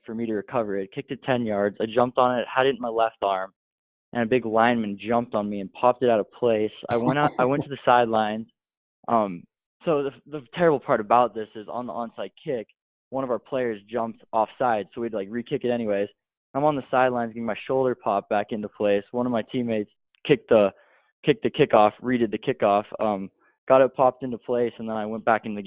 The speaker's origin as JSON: {"language": "English", "town": "Billings", "region": "Montana", "country": "United States", "tie": "born or raised there", "said": "I was born and raised in Billings, Montana."}